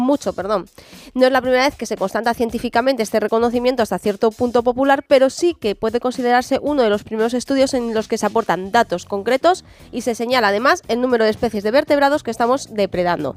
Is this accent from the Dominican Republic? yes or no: no; San Sebastián de los Reyes, Community of Madrid, Spain; yo desde pequeñina los llevo viendo en la calle en mi pueblo, aquí en Sanse